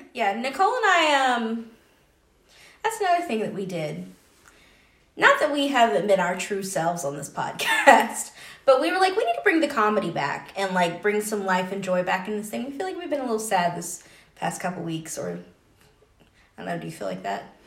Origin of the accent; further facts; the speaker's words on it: Georgia, United States; moved away; I'm from Georgia